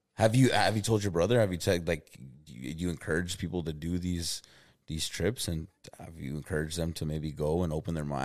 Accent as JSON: {"language": "English", "town": "Albuquerque", "region": "New Mexico", "country": "United States", "also_born_or_lived": "Oklahoma", "said": "I'm from Albuquerque, New Mexico"}